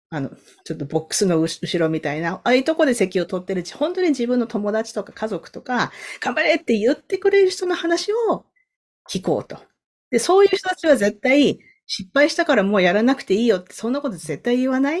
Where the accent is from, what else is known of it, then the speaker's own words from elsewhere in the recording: Sasebo, Nagasaki, Japan; now in Canada; 私長崎県の佐世保出身なんですけど